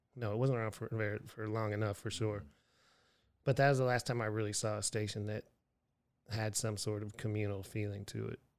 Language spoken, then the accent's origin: English; Erie, Pennsylvania, United States; moved away; also born or lived in Houston, Texas / Austin, Texas; Erie, Pennsylvania, my hometown